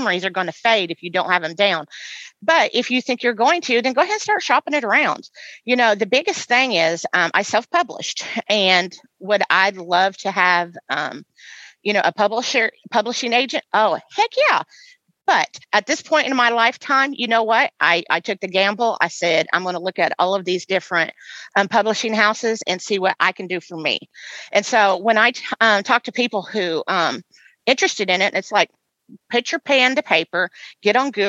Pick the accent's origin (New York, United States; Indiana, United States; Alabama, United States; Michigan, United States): Indiana, United States; now in West Tennessee, United States; my hometown of Indiana. We talked a little bit earlier about growing up in Indiana.